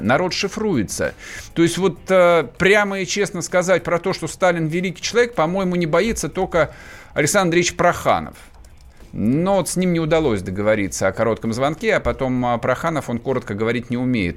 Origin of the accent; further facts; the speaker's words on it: Vladimir Oblast, Russia; Я вырос во Владимирской области